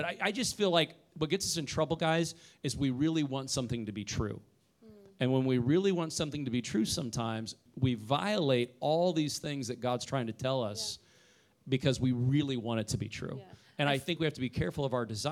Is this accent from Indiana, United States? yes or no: yes; Indiana, United States; moved away as an adult; also born or lived in Oklahoma; I'm from Indiana